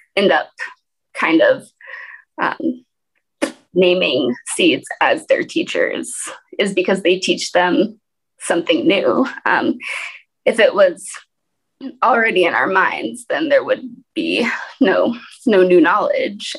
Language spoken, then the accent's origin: English; Portland, Oregon, United States; also born or lived in Alaska; now in Detroit, United States; brought up in Portland, Oregon, so an urban environment